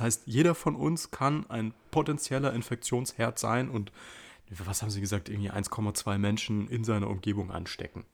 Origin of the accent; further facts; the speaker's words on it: Munich, Bavaria, Germany; wir eigentlich gebürtige Münchner sind